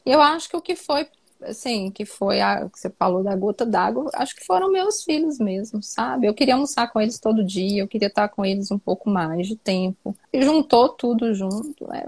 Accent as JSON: {"language": "Portuguese", "region": "Minas Gerais", "country": "Brazil", "said": "Eu sou mineira."}